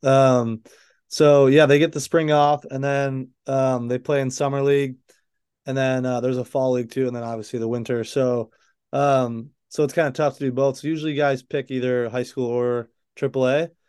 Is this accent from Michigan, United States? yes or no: yes; Chelsea, Michigan, United States; moved away; I'm from Michigan, like you said. I grew up in this little town right outside of Ann Arbor, Michigan, called Chelsea